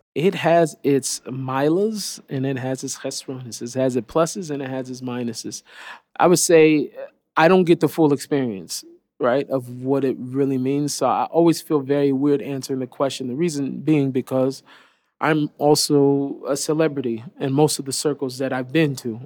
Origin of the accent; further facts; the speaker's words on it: Seattle, Washington, United States; I grew up in Seattle